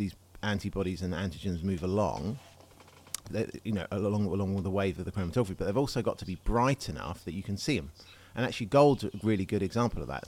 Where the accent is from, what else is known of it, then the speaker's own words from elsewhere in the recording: England, United Kingdom; as an Englishman